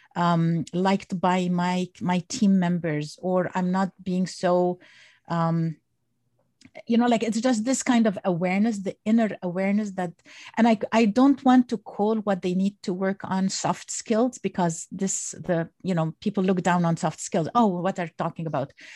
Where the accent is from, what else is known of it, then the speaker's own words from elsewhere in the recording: Egypt; now in United States; originally I'm from Egypt and I came to the United States when I was